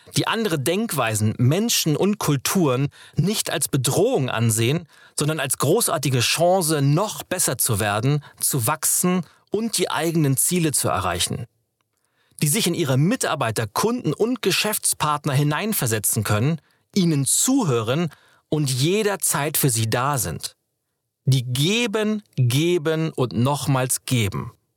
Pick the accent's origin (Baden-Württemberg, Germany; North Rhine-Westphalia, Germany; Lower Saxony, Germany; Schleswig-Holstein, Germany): Schleswig-Holstein, Germany; now in Berlin, Germany; Ich bin in Schleswig-Holstein geboren, dem Land zwischen Nord- und Ostsee.